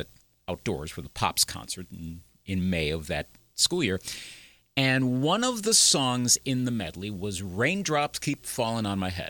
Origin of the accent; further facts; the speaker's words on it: Eau Claire, Wisconsin, United States; at Eau Claire Memorial High School, my hometown, Eau Claire, Wisconsin